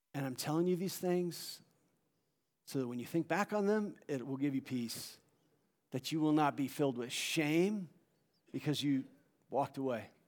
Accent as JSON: {"language": "English", "area": "South Orange County", "region": "California", "country": "United States", "tie": "born or raised there", "moved": "as an adult", "lives_now": "Long Beach, United States", "said": "I grew up down in South Orange County. I live in Long Beach"}